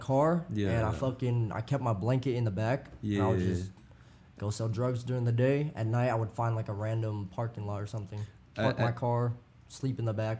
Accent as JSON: {"language": "English", "country": "United States", "tie": "born or raised there", "said": "I grew up in America, so my Vietnamese was only from what I know at home and what they spoke."}